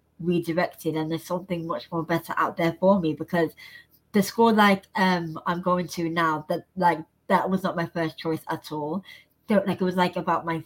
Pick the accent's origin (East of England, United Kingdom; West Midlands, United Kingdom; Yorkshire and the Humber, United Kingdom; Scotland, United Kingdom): West Midlands, United Kingdom; Birmingham; now in London, United Kingdom; I'm just so fortunate to now be living in London, like of all places. Like, I'm from Birmingham